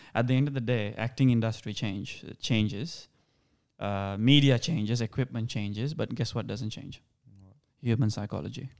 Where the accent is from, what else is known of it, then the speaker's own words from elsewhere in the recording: Sri Lanka; accent: Sri Lankan; now in Australia; Even though I don't sound Indian, I actually sound more Sri Lankan.